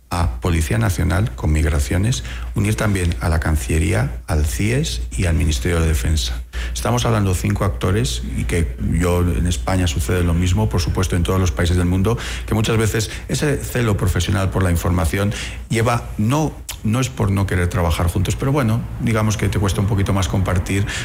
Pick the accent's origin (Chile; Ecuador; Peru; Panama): Ecuador; eh, como ecuatoriano, de pensar que todas mis autoridades, de fuerzas y cuerpos de seguridad, de inteligencia, trabajan para buscar